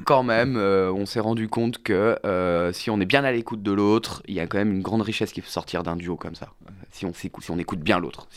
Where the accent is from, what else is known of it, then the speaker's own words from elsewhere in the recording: Vendée, Pays de la Loire, France; Je viens de Vendée, donc je viens d'une zone rurale